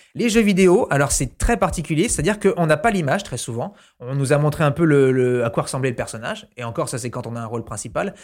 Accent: New Caledonia; moved away; quand j'étais petit, j'habitais en Nouvelle-Calédonie.

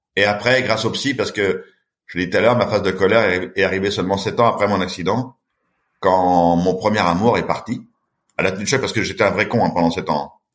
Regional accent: Châtellerault, Nouvelle-Aquitaine, France; j'ai grandi à Châtellerault

